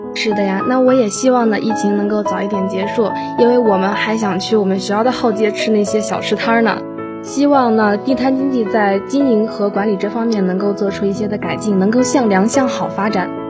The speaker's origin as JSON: {"language": "Chinese", "region": "northern China", "country": "China", "said": "因为我是北方人嘛"}